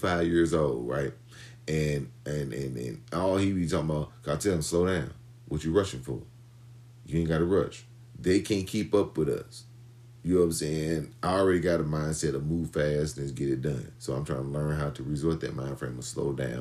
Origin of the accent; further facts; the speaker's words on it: St. Louis, Missouri, United States; I was born in St. Louis, Missouri